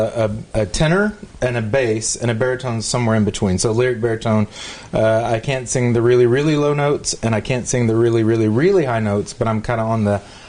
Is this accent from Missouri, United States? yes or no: no; Dallas, Texas, United States; So I've lived in Texas my whole life. My father is a pastor. My grandfather was a pastor. Actually, my dad's retired now, but he was a pastor. Grew up in the Dallas area. Went to high school in the Dallas area.